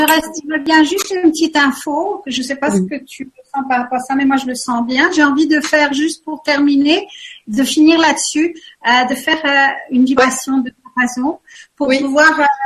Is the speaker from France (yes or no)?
yes; France; now in Switzerland; je suis vraiment une Française